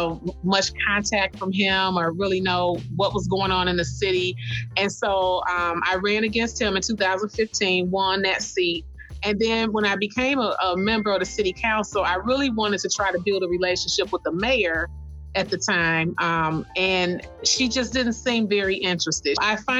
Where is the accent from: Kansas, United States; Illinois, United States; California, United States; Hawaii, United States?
Illinois, United States; Kankakee; I am a native Kankakeean, so I've been here my whole life, and I've watched my community change a lot. We are about an hour south of Chicago, population of about 27,000.